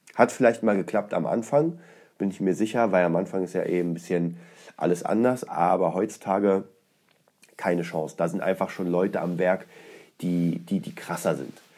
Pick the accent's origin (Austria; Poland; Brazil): Poland; moved away; aus Polen ist, aus meiner Heimatstadt